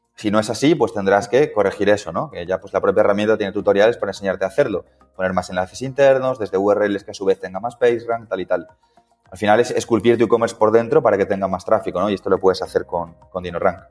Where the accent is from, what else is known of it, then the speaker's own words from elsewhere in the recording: Coslada, Community of Madrid, Spain; vivo en Coslada, ¿vale? Dentro de Madrid, soy de Coslada